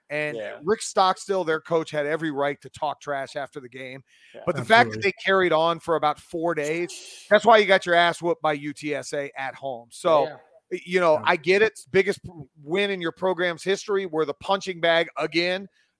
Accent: Missouri, United States; North Carolina has owned us, and I'm from Missouri. You got to show me.

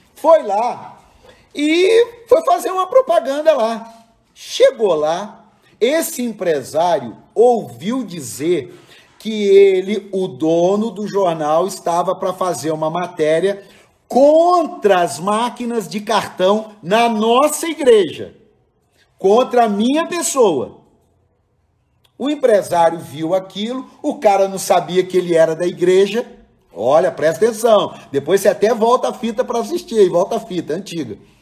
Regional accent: Cruzeiro, São Paulo, Brazil; moved away; lá na minha cidade de Cruzeiro

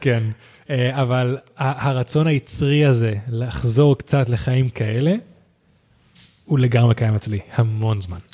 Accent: Spain; also born or lived in United States; now in Israel; אני מספרד

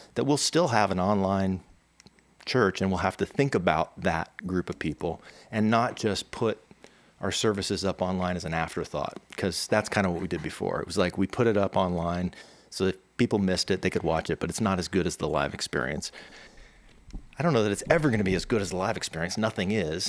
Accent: California, United States; also born or lived in New Jersey; Been, been in California for a long time. Feel like a native, even though I grew up in New Jersey, but um, until I was ten.

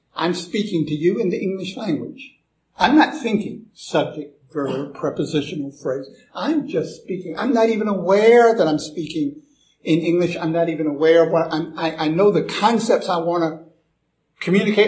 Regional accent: United States; accent: American; I'm an American.

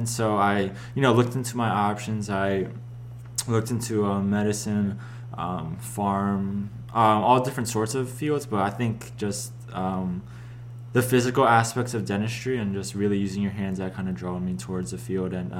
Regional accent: Philadelphia, Pennsylvania, United States; moved away as an adult; now in Pittsburgh, United States; I'm from Philadelphia

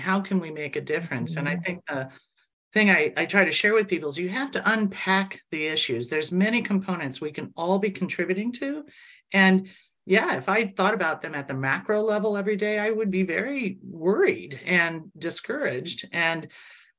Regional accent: Indiana, United States; also born or lived in Chicago, Illinois; now in Michigan, United States; I grew up in Indiana and then lived in Chicago for 20 years. And now I've been over 20 years in Michigan.

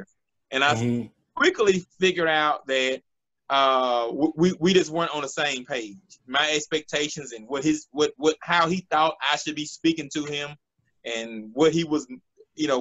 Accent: Hazlehurst, Mississippi, United States; now in Jackson, United States; I'm originally from Hazelhurst, Mississippi. I'm here in Jackson, Mississippi right now.

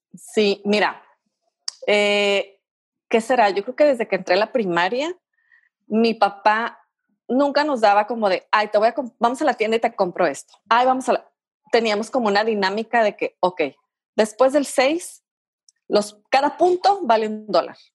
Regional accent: Tijuana, Baja California, Mexico; Yo soy originaria de aquí de Tijuana, de los pocos originarios de aquí de Tijuana

